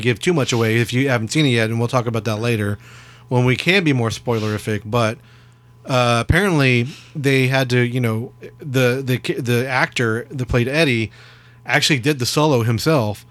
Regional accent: Texas, United States; We're from Texas.

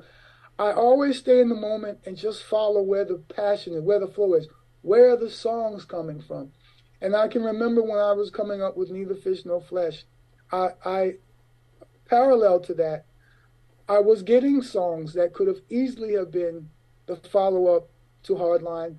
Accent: Florida, United States; moved away; also born or lived in Harlem, New York / East Orange, New Jersey / England / Europe; growing up in Florida

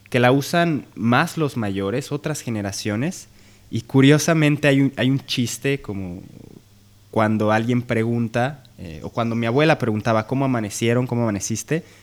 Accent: Guadalajara, Jalisco, Mexico

